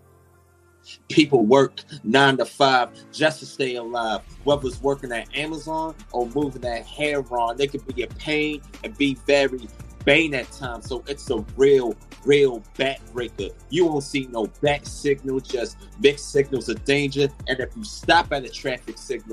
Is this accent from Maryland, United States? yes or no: yes; Baltimore, Maryland, United States; I come from Baltimore, Maryland, aka Gotham City